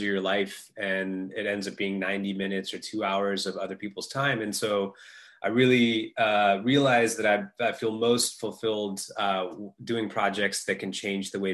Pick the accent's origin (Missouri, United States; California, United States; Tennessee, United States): California, United States; Northern; I grew up in Northern California